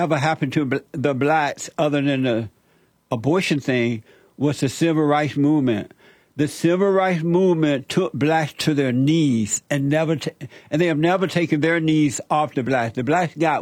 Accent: the South, United States; I grew up in the South. I grew up under Jim Crow laws

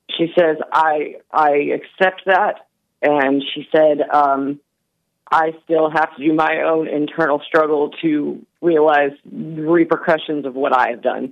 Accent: the South, United States; I'm from the South, and that's kind of how I was raised

